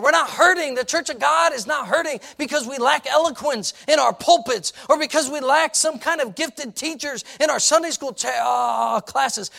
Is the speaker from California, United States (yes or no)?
no; Chicago, Illinois, United States; moved away as an adult; now in Lancaster County, Pennsylvania, United States; I was a kid from Chicago